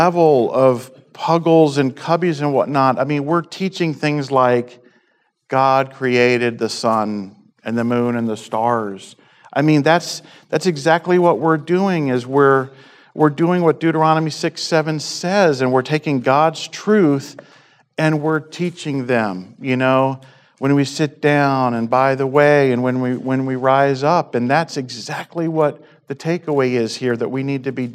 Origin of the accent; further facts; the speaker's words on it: East Coast, United States; moved away; so I grew up on the East Coast